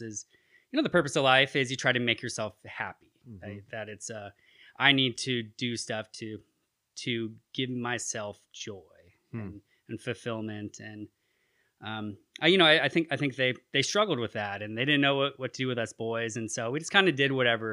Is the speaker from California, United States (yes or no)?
yes; Petaluma, California, United States; now in Chico, United States; I was raised in Sonoma County